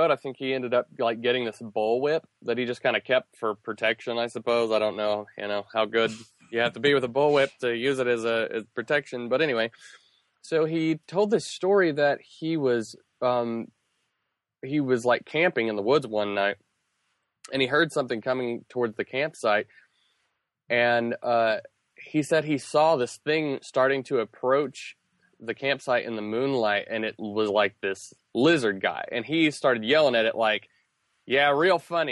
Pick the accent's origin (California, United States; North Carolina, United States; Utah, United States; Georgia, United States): North Carolina, United States; I grew up in North Carolina